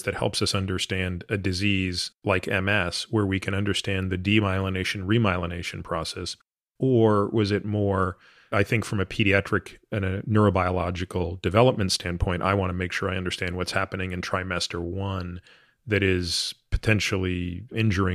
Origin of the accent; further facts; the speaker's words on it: Toronto, Ontario, Canada; moved away; I grew up in Toronto